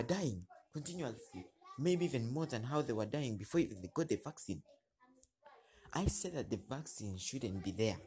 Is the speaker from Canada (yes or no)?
no; Uganda; I'm from Uganda